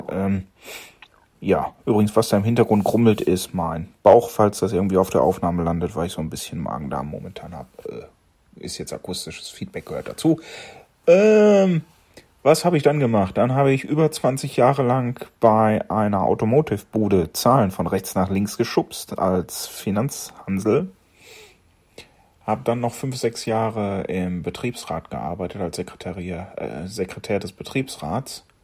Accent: North Rhine-Westphalia, Germany; ich wurde 1975 hier ganz in der Nähe geboren, also im tiefsten, tiefsten Sauerland. Äh, hab eben jenes auch anscheinend nicht wirklich äh, verlassen.

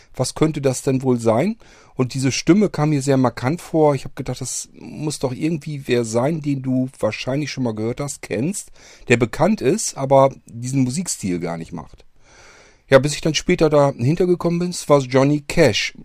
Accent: Northern Germany, Germany; Hier bei uns im Norden

